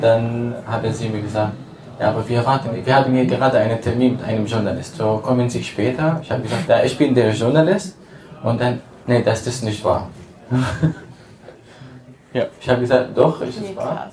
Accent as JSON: {"language": "German", "town": "Damascus", "region": "Damascus Governorate", "country": "Syria", "second_language": "German", "moved": "as an adult", "lives_now": "Germany", "said": "ich komme aus Damaskus"}